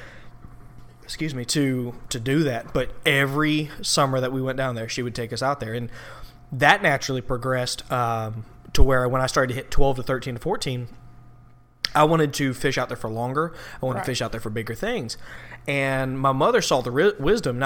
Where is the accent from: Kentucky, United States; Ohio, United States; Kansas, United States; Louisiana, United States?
Louisiana, United States; Slidell; also born or lived in Southeast Georgia; I grew up in Slidell, Louisiana, and my dad, when I was growing up until I was about 12, 13, he was not around